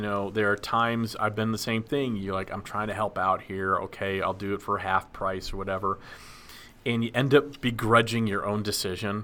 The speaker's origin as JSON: {"language": "English", "town": "Dallas", "region": "Texas", "country": "United States", "tie": "born or raised there", "said": "I grew up in Dallas, which is right in Tornado Alley as well"}